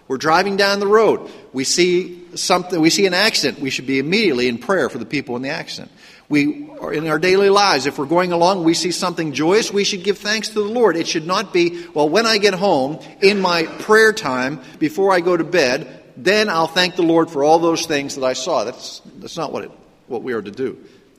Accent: Pittsburgh, Pennsylvania, United States; accent: Pittsburgh; I grew up in the Pittsburgh, Pennsylvania area. And in Pittsburgh, believe it or not, we have an accent in Pittsburgh.

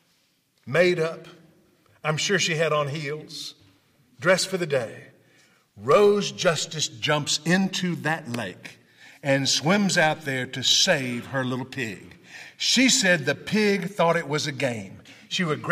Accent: Memphis, Tennessee, United States; I'm from Memphis

